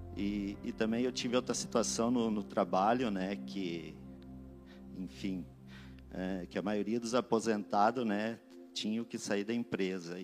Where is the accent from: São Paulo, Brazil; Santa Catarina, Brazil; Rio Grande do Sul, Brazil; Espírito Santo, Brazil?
Rio Grande do Sul, Brazil; Vacaria; eu sou natural de Vacaria